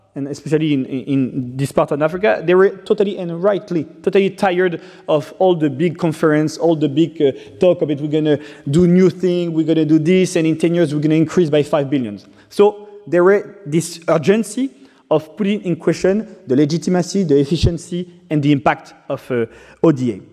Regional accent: Brittany, France; English is a second language; also born or lived in Rwanda; I got adopted by a French family, and I grew up in uh, Brittany, in Bretagne

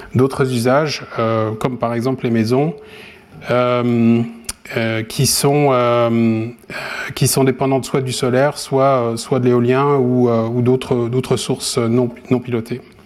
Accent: France; moved away; also born or lived in Japan / Sweden; je suis français

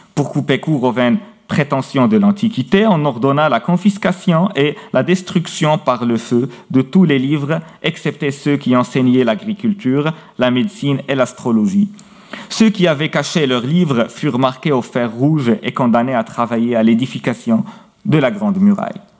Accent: Meknes, Fès-Meknès, Morocco; Au Maroc, et plus précisément à Meknes, ma ville natale

